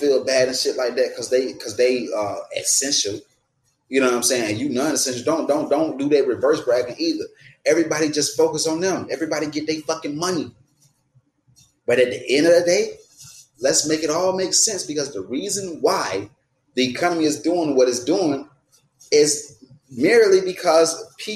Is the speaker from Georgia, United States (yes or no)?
yes; Atlanta, Georgia, United States; moved away; also born or lived in Florida; I ain't from Florida. I'm from Atlanta. I'm from Georgia.